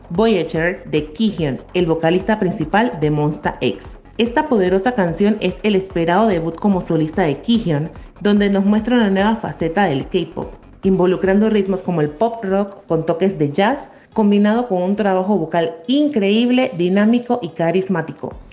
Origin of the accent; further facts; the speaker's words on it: Panama; Hola, somos de Panamá